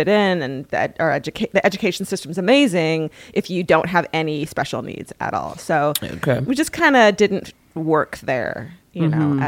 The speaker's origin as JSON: {"language": "English", "area": "Orange County", "region": "California", "country": "United States", "tie": "born or raised there", "also_born_or_lived": "Los Angeles", "said": "My family's from L.A. We're old stock, you know, and then my parents, when they had me, were like, let's move to Orange County. So I grew up there"}